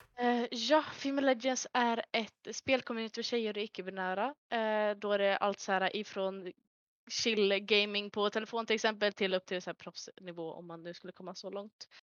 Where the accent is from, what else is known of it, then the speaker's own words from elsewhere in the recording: Örnsköldsvik, Västernorrland County, Sweden; moved away as an adult; now in Gothenburg, Sweden; är jag ifrån lilla Norrland, eh, Örnsköldsvik, där jag växte upp majoriteten av mitt liv.